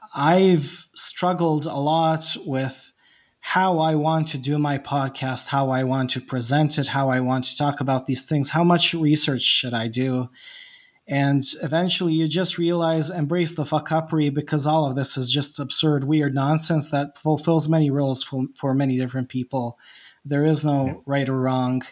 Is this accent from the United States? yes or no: no; Bosnia & Herzegovina; English is a second language; I'm Bosnian and I'm not an English speaker